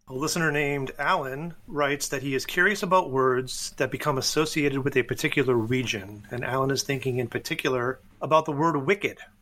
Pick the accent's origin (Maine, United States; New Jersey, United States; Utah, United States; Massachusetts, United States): Massachusetts, United States; north of Boston, New England; I grew up in New England. I grew up north of Boston.